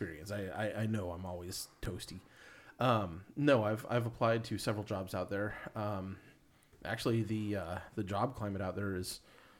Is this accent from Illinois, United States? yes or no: no; California, United States; since I'm from California